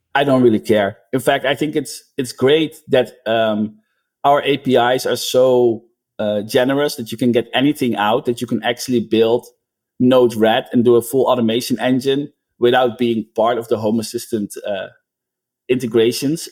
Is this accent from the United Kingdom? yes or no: no; Netherlands; now in United States